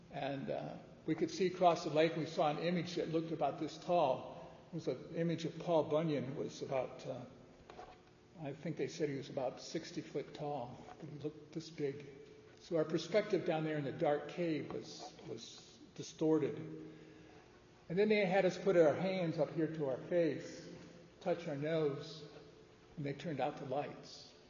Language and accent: English; outside of Detroit, Michigan, United States; I grew up outside of Detroit